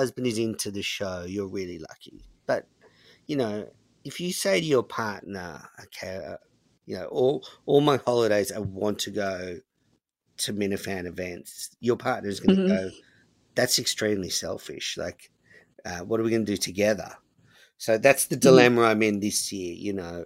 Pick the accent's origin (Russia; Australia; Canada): Australia; as an Australian